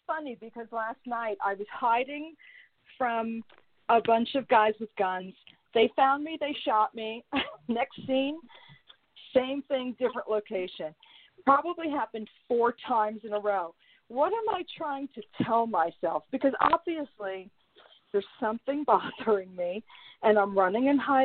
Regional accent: New York City, New York, United States; I'm from New York, I'm from the city

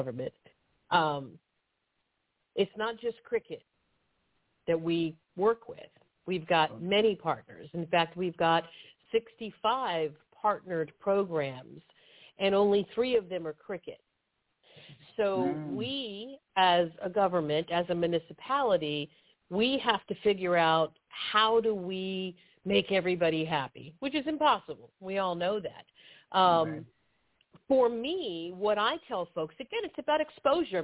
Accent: United States; I am an American

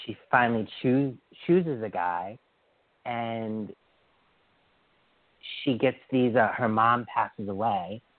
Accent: Western Massachusetts, United States; I grew up in Western Mass at this place called Pheasant Hill Village

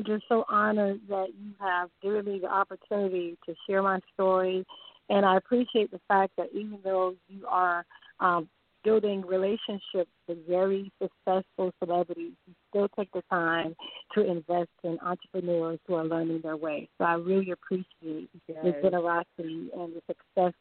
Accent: Miami, Florida, United States; moved away as an adult; now in Myrtle Beach, United States; I originally was born and raised in Miami

